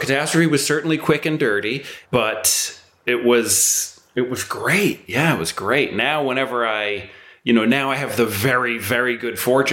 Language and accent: English; United States; moved away as an adult; now in London, United Kingdom; we say water because we're American, my wife and I.